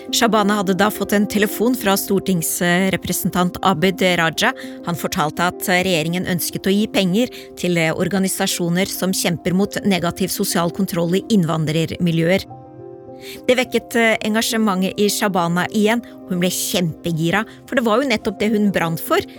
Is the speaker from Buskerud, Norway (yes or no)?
no; Oslo, Norway; vi er fra Oslo øst begge to, vi har, kommer fra innvandrerfamilier